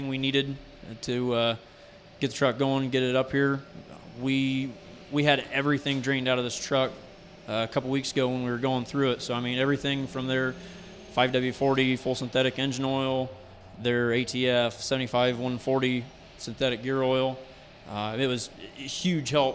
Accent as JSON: {"language": "English", "town": "Bluffton", "region": "Ohio", "country": "United States", "said": "I'm from Bluffton, Ohio"}